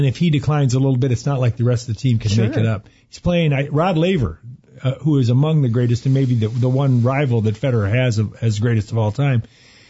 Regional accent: Arizona, United States; moved away; I'm from Arizona, but my wife and my extended family is from Green Bay.

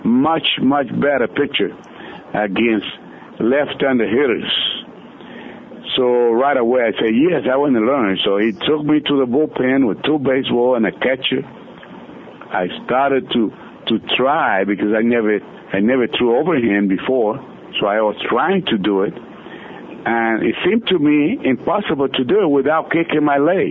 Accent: Dominican Republic; moved away as an adult; also born or lived in Michigan City, Indiana / Springfield, Massachusetts; I came back to my hometown

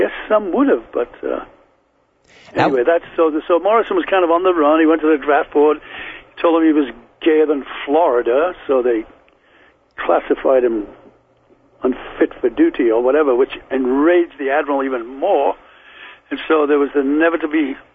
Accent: Liverpool, North West England, United Kingdom; born or raised there; accent: Liverpool; moved away; also born or lived in London

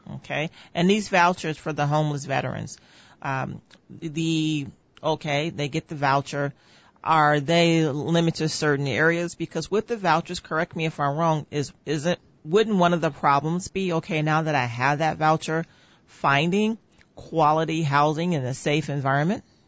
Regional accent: Northwest Indiana, United States; I was born and raised in Northwest Indiana

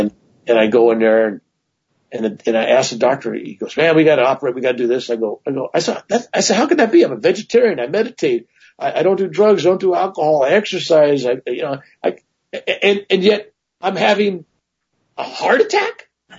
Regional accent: Ireland; But the truth of the matter is, being Irish, a large cobra snake is a large cobra snake, right?

